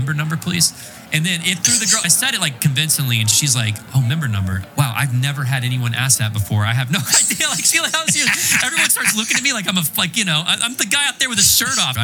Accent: Winston-Salem, North Carolina, United States; I'm from Winston-Salem, North Carolina

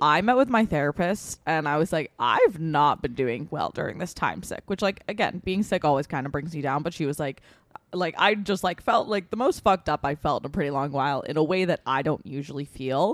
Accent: Westchester, New York, United States; we're all fucking from Westchester

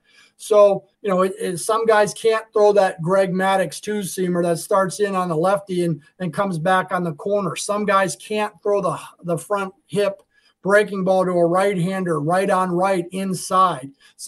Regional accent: Arizona, United States; You know, when I grew up out in Arizona, you know, there wasn't many and it was hot and you went outside.

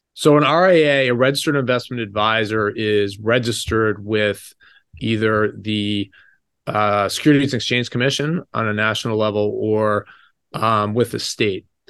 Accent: United States; growing up in America

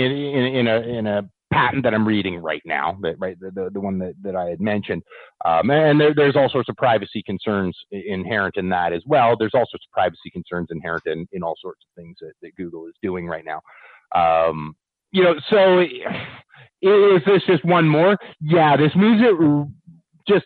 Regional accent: Canada; I'm a Canadian

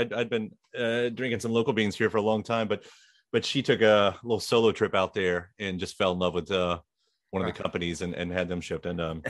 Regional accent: Litchfield, United States; which is also the stuff I grew up with in Litchfield

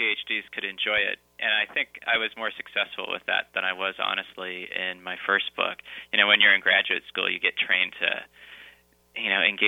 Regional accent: Rochester, New York, United States; I grew up outside of Rochester, New York

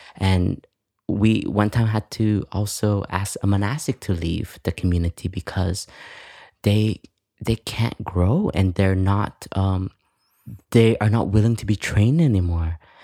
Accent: Canada; I grew up in Canada

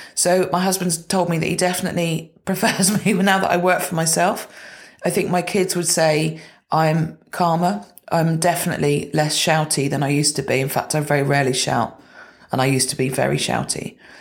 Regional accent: Gloucestershire, South West England, United Kingdom; I grew up in Gloucestershire

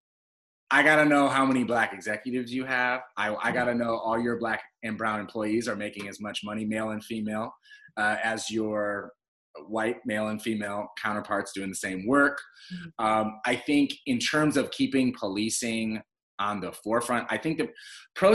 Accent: United States; we as African American people have never actually gotten full citizenship in the United States

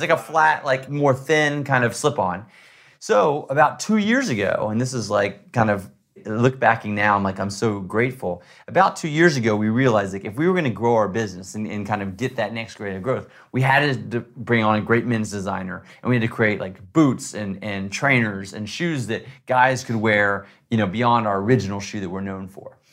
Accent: Texas, United States; I grew up in Texas hunting

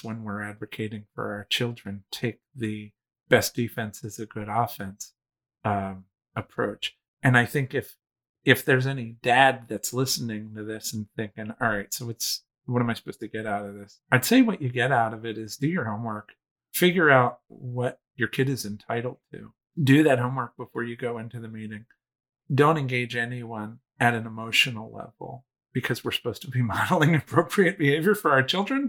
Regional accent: East Coast, United States; also born or lived in Manhattan; I'm 50, I was raised on the East Coast.

